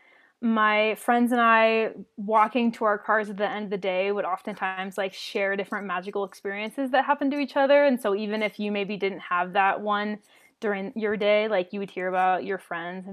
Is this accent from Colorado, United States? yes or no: no; Washington, United States; moved away as an adult; also born or lived in Minnesota / Orlando, Florida; I'm originally from Washington State